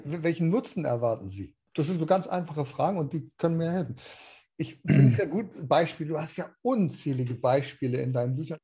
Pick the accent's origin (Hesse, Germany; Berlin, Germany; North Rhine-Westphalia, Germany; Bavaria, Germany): Berlin, Germany; moved away; in meiner alten Heimat. Da warst in Berlin.